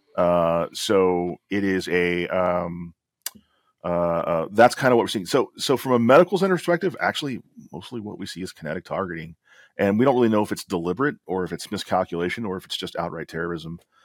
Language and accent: English; Alabama, United States; I'm from Alabama